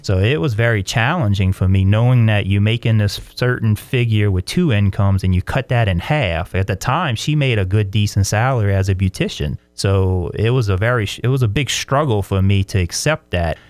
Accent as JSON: {"language": "English", "town": "LaPlace", "region": "Louisiana", "country": "United States", "tie": "born or raised there", "moved": "as an adult", "lives_now": "Brandon, United States", "said": "I'm from South Louisiana, a little town called La Place, a very small, uh, town in the swamplands of Louisiana"}